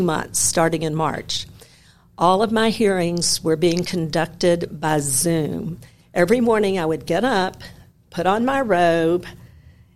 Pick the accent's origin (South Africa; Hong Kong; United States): United States; Memphis, Tennessee; I was born and raised in Memphis.